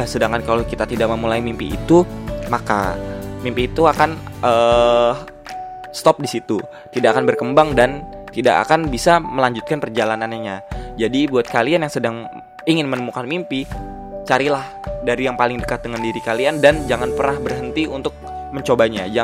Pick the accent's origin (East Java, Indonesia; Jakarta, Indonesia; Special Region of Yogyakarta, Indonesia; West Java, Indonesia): West Java, Indonesia; Depok; Oh ya gue dari Depok, asal gue ya seperti tadi gue bilang